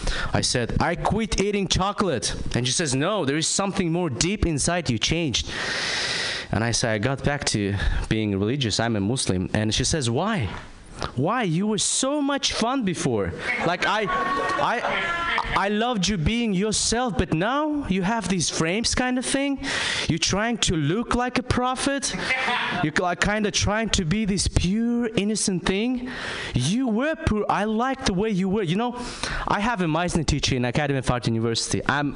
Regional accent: Kazakhstan; English is a second language; I'm from Kazakhstan.

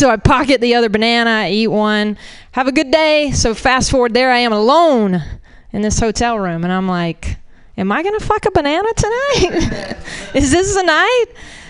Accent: Florida, United States; I'm a Southerner. Florida doesn't count, I guess.

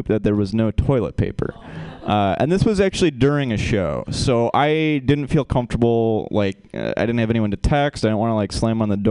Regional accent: Michigan, United States; moved away as an adult; now in California, United States; I'm from Michigan, and we have a part of Michigan called up north

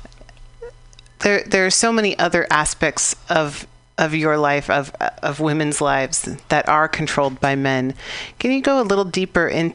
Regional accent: United States; as an American

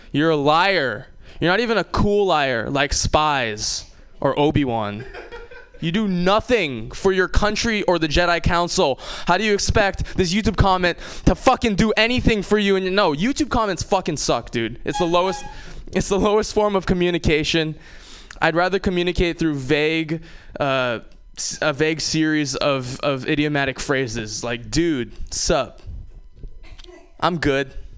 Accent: Hawaii, United States; moved away; I'm from Hawaii. Uh, it's uh, you know, growing up in Hawaii was awesome

